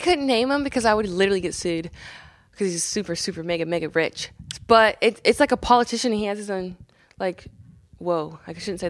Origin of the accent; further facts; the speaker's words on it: Columbus, Indiana, United States; Columbus, Indiana.